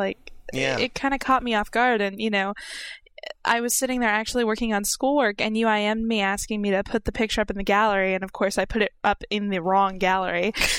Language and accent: English; Orlando, Florida, United States; I mean, I go to Universal Studios fairly regularly because I'm from Orlando.